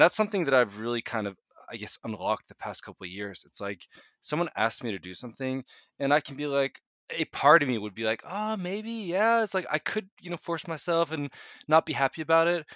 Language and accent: English; United States; also born or lived in Norway; now in Oslo, Norway; my kind of uh, upbringing there.